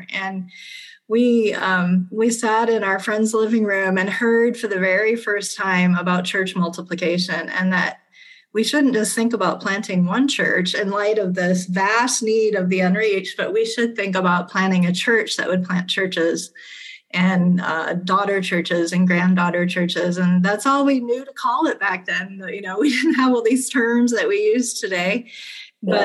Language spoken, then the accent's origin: English; Ghana; also born or lived in Nigeria / Liberia; I'm actually a missionary kid. I grew up in West Africa. I was born in Nigeria and grew up in Ghana and Liberia.